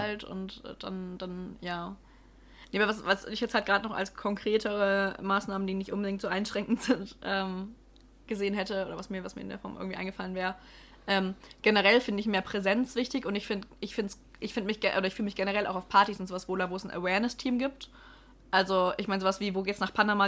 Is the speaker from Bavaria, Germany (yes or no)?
yes; Ansbach, Bavaria, Germany; in meiner Heimatstadt gab es bis ähm, vor Corona auch einen, also Ansbach Open hieß